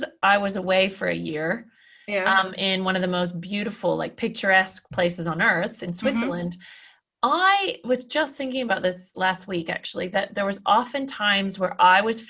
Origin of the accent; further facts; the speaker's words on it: Canada; I'm Canadian